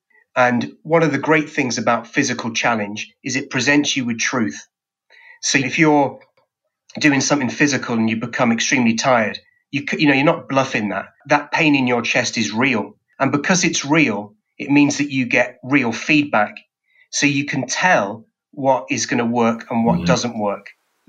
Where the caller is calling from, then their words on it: England, United Kingdom; I'm speaking here from England.